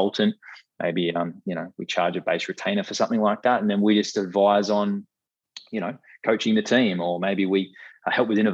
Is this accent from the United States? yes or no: no; Australia; as Aussie consumers